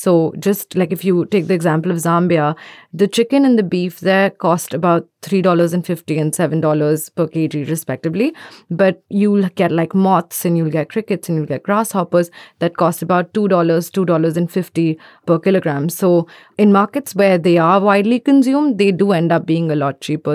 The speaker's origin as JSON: {"language": "English", "country": "India", "said": "I'm from India"}